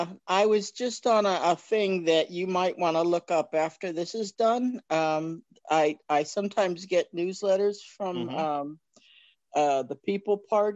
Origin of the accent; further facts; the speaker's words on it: New Jersey, United States; also born or lived in Spain; Yeah, I'm from South Jersey originally. I was in the Navy, so I was been all over the place, New Hampshire, California, Florida, whatever, Spain for a few years.